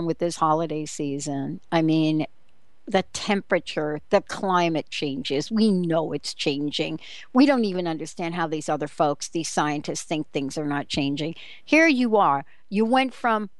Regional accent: East Coast, United States; Growing up on the East Coast

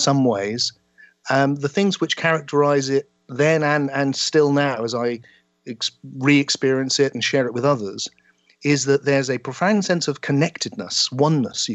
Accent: South West England, United Kingdom; the small town I grew up in the West Country of England

